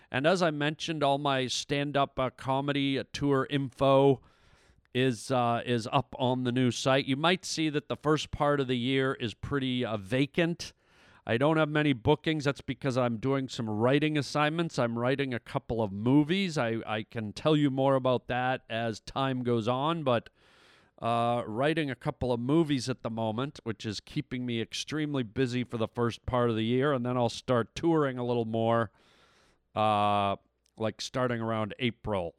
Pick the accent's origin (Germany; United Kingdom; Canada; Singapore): Canada; now in United States; Canada, which is my home country